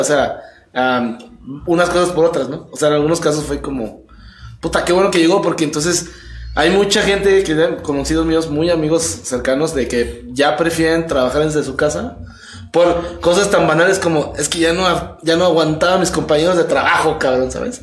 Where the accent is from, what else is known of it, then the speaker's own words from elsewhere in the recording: Mexico; nosotros aquí en México